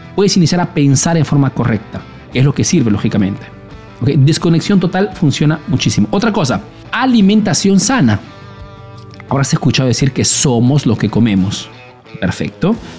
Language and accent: Spanish; Peru; now in Italy; soy un emprendedor peruano que vive hace años en Italia, en Europa principalmente